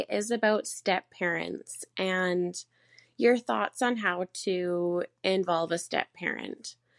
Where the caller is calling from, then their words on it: Canada; I'm a listener from Canada.